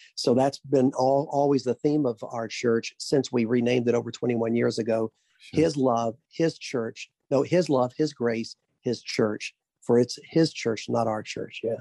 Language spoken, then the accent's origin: English; Little Rock, Arkansas, United States; I was born in the Baptist Hospital in Little Rock, Arkansas.